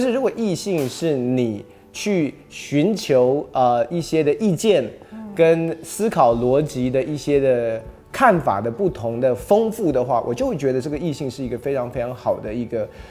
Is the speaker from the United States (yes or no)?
yes; United States; now in Taiwan; 我是在美国长大的，所以其实这种肢体的接触跟拥抱，其实在我所熟悉的文化里面是非常非常习惯的